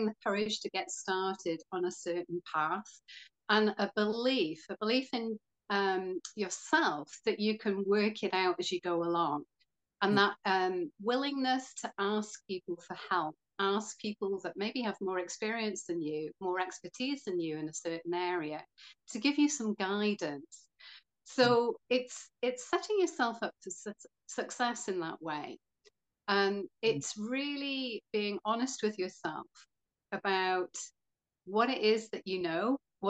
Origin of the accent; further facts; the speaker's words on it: Wales, United Kingdom; also born or lived in Florida / Greece; I'm from Wales